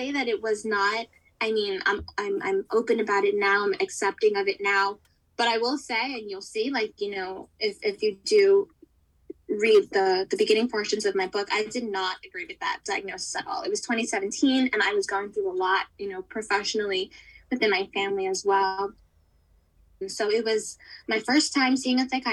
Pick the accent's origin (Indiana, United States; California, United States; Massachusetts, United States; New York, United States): New York, United States; New York City; I'm born and raised in New York City, where I still am now